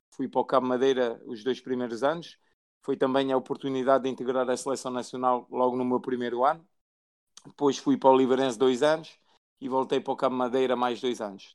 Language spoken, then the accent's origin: Portuguese; France; also born or lived in Guimarães, Portugal; nasci em Portugal, em Guimarães, sou natural de Guimarães. depois, com, com três anos, fui, fui para a França com, com os meus pais. Cresci em França